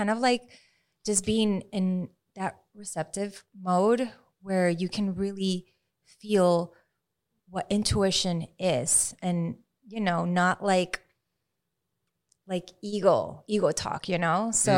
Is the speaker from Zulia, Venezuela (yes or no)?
yes; Maracaibo, Zulia, Venezuela; English is a second language; In Venezuela. {S2} Okay. {S1} Yeah, Maracaibo.